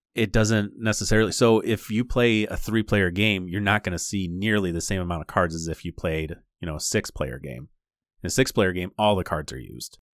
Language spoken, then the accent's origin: English; Michigan, United States; we're from Michigan. So our podcast is primarily based in, like, the Michigan area